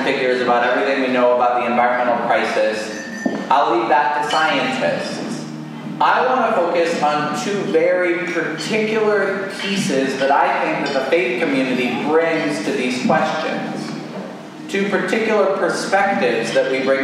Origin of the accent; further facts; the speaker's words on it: Colorado, United States; I grew up in Colorado